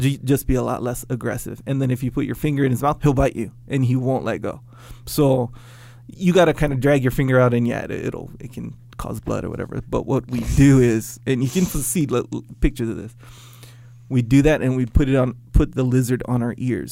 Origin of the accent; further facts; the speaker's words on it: Kauai, Hawaii, United States; Growing up on Kauai